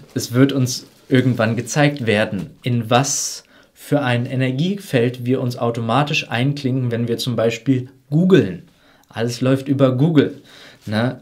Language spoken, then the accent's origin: German; Germany; wir als, gerade als Deutsche